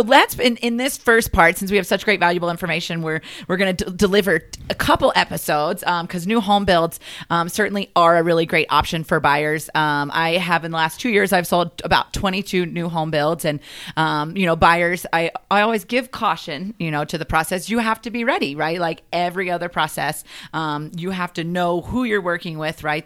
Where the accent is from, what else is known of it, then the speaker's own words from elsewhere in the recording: the South, United States; I'm a Southern girl